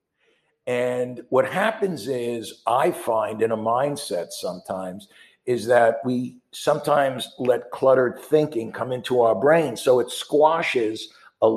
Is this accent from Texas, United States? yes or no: no; New York, United States; I'm from New York